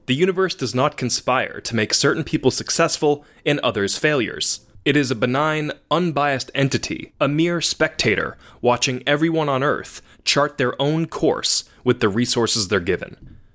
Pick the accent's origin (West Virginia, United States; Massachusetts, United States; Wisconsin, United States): Massachusetts, United States; I am from Massachusetts, born and raised